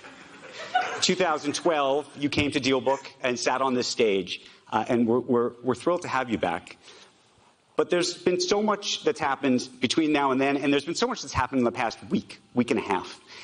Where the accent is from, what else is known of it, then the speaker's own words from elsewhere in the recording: United States; I'm an American Jew.